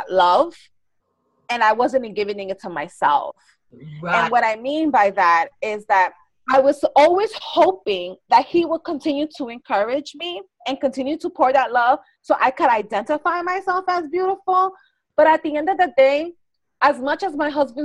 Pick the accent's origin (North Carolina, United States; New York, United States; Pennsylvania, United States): New York, United States; New York City; I grew up in the Bronx